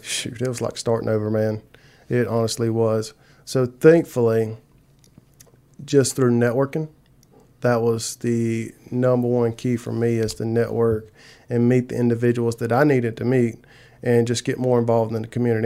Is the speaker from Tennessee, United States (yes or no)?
no; South Carolina, United States; moved away as an adult; now in LaGrange, United States; I'm originally from South Carolina